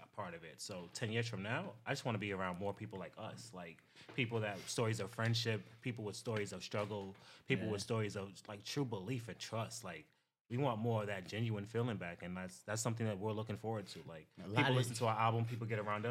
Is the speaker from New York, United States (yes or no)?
yes; New York City, New York, United States; we grew up in the Bronx